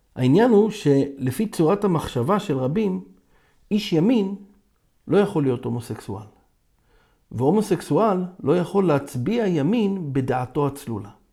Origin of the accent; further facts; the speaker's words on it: Israel; אני יהודי, ישראלי, דובר עברית